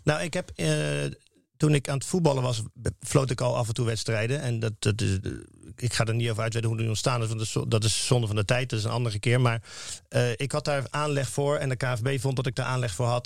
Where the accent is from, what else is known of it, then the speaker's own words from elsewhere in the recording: Rotterdam, South Holland, Netherlands; als Rotterdammer